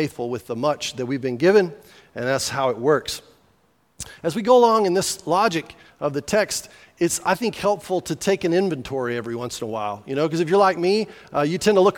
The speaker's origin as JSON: {"language": "English", "region": "New Mexico", "country": "United States", "said": "I was from New Mexico."}